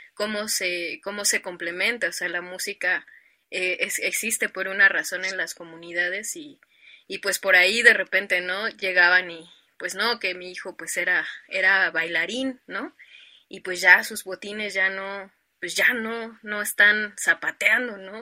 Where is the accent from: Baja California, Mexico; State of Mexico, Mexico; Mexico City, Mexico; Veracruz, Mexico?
Mexico City, Mexico; yo soy originaria de un pueblo de aquí de la Ciudad de México que se llama San Luis Tlaxialtemalco